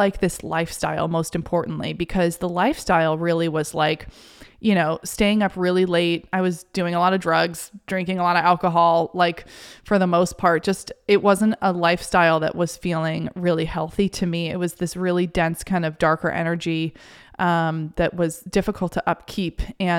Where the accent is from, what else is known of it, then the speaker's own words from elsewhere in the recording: New York City, New York, United States; now in Maine, United States; I had related so much of my identity and myself to the city and feeling validated by being a New Yorker. And all of a sudden, here I was in Maine